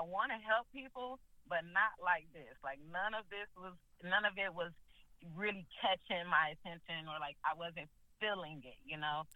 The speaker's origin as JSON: {"language": "English", "town": "Chicago", "region": "Illinois", "country": "United States", "tie": "born or raised there", "moved": "as an adult", "lives_now": "Orlando, United States", "said": "I loved growing up in Chicago"}